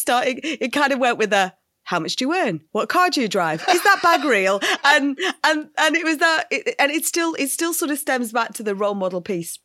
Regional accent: North West England, United Kingdom; also born or lived in Liverpool; I grew up in, yes, the north of England. Uh, I was, I lived in Liverpool, so quite a big city till I was four years old

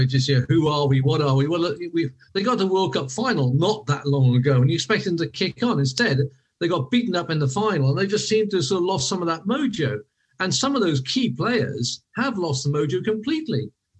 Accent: Welsh, Wales, United Kingdom; We're Welsh.

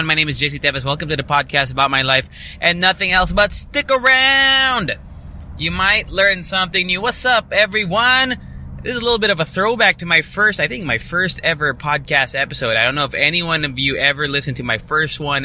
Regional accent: Angeles City, Central Luzon, Philippines; also born or lived in Ortigas, Manila; now in Manila, Philippines; my address technically on my license is in my hometown of Pampanga, Angeles City

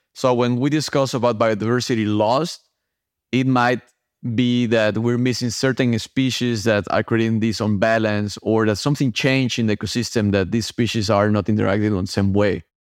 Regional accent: Mexico; moved away; I'm originally from Mexico, and that's where I started my underwater adventures

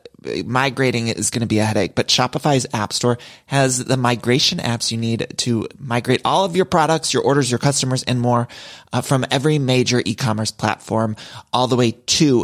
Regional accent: Ohio, United States; now in Los Angeles, United States; I'm from Ohio. I live in LA, but I'm from Ohio

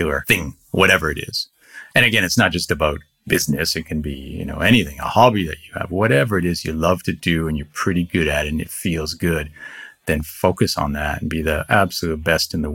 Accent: Canada; moved away as an adult; also born or lived in Singapore / India; now in Japan; growing up in Canada

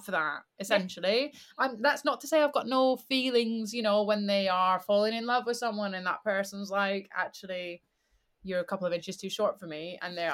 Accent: Scotland, United Kingdom; now in England; I am originally from Scotland, living in England.

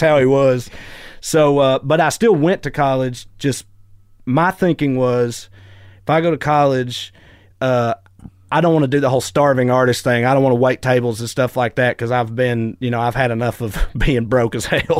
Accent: Celina, Tennessee, United States; moved away; I grew up in a tiny little town called Salina, Tennessee

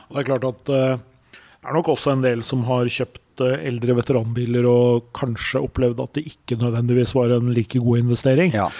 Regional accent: Elverum, Innlandet, Norway; Jeg er jo fra Elverum

